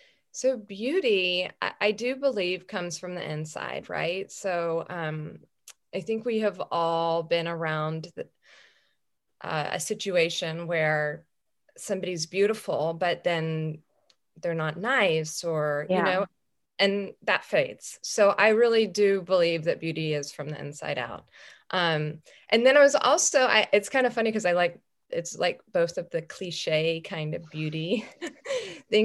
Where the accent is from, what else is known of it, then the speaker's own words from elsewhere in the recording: Cypress, Texas, United States; I grew up in Cyprus